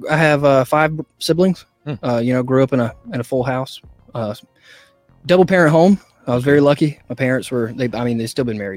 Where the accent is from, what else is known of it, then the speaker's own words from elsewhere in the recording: Greenville, South Carolina, United States; accent: southern; I was born in South Carolina. Okay. I grew up in uh, the Greenville area